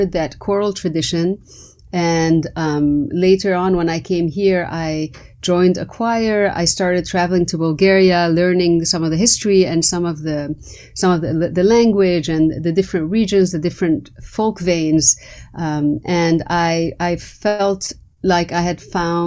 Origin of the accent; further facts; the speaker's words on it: Lebanon; English is a second language; moved away; I went to a French school. You know, Lebanon was under the French mandate, so French was my primary culture almost before Arabic. And again, because, you know, I grew up in the Arab world